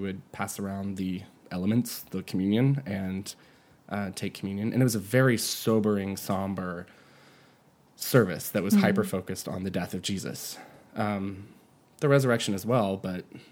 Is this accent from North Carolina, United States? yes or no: yes; Asheville, North Carolina, United States; I'm from Western North Carolina. It's definitely the Bible Belt. I'm from Asheville.